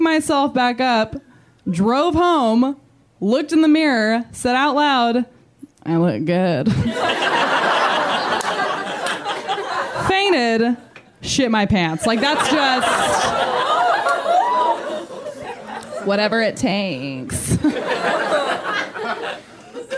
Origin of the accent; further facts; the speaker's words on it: Midwest, United States; now in Los Angeles, United States; I'm from the Midwest